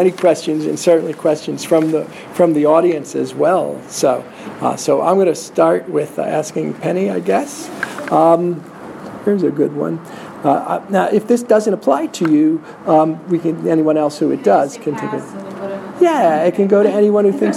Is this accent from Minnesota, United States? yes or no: no; New Jersey, United States; also born or lived in New York; I come from New Jersey